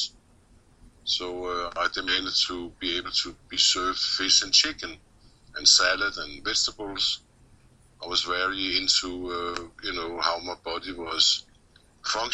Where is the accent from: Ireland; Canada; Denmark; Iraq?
Denmark; Copenhagen, Capital Region of Denmark; moved away as an adult; I grew up in Copenhagen.